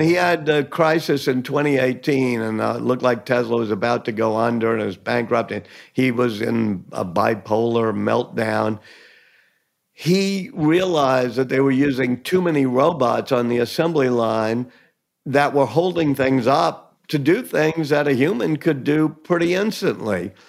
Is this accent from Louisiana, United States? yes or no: yes; New Orleans, Louisiana, United States; I was born and raised here in New Orleans